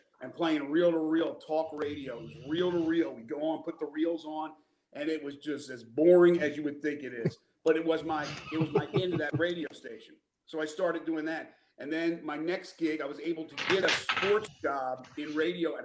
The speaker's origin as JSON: {"language": "English", "region": "Northeast", "country": "United States", "also_born_or_lived": "Maryland", "moved": "as an adult", "lives_now": "Southern United States", "said": "I'm from the Northeast, but I've been a Southerner now for 31 years."}